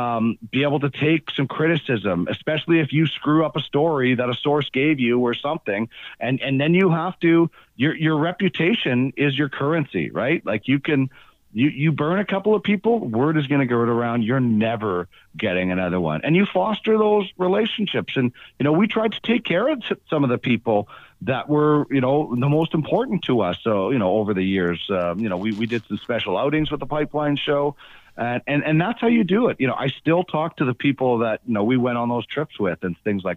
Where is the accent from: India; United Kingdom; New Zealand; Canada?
Canada; Brandon, Manitoba; moved away; I grew up in Brandon